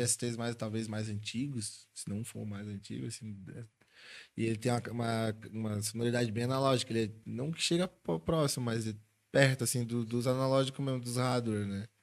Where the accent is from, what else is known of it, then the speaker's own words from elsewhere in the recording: Florianópolis, Santa Catarina, Brazil; lá da minha região de Floripa